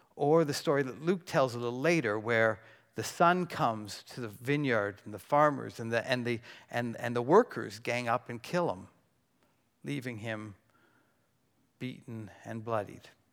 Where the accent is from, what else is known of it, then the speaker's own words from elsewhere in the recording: Burlington, Ontario, Canada; I'm from Burlington